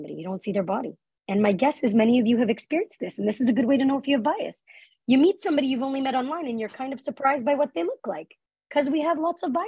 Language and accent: English; Canada; as a Canadian